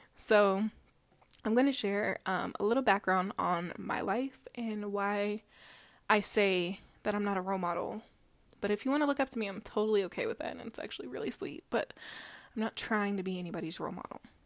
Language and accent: English; Denver, Colorado, United States; I am from Mombello, which if you live in Colorado, you know where it is. If you're not, it's Denver, but in a different area.